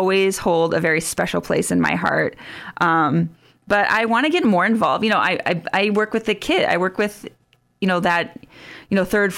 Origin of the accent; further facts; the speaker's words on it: Sioux Falls, South Dakota, United States; moved away as an adult; also born or lived in West Africa; I grew up around the Sioux Falls area